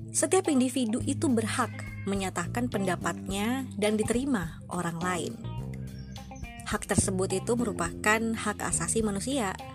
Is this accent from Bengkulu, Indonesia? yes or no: yes; Bengkulu, Indonesia; asalku dari Bengkulu